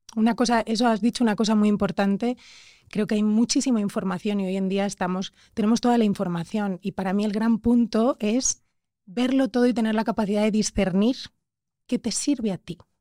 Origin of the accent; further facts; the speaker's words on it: Spain; soy española